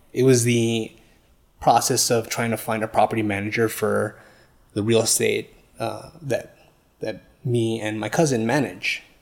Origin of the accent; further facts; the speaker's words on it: New York, United States; moved away; I'm originally from New York, and I was, yeah, born and raised there